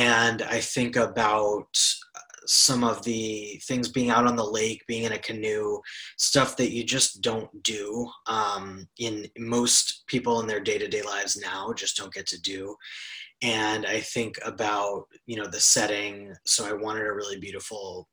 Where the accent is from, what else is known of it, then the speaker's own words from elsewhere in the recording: New York City, New York, United States; I grew up in New York City